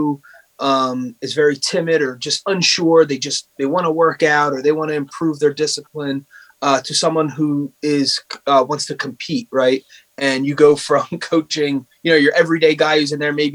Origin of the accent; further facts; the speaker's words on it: Bristol, United States; we grew up in Bristol